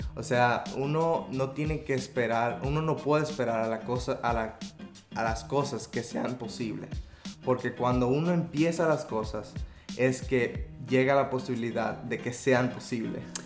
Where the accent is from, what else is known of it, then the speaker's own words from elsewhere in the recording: Dominican Republic; moved away as an adult; now in Vancouver, Canada; fui eh, de regreso eh, de vacaciones a República Dominicana